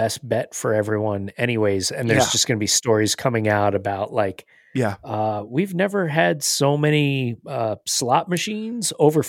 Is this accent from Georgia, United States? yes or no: no; New Jersey, United States; I'm from New Jersey.